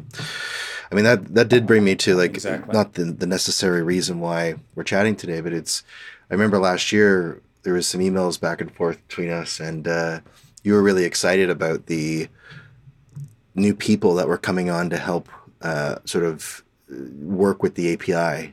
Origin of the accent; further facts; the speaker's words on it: Halifax, Nova Scotia, Canada; moved away; I was from Halifax